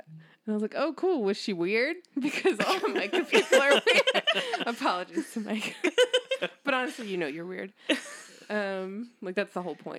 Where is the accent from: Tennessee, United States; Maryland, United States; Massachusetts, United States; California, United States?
Maryland, United States; Baltimore; I was like, oh, I'm from Baltimore.